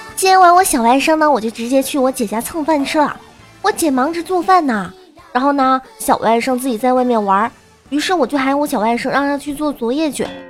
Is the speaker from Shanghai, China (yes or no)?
no; Guangdong, China; 我是个广东的妹子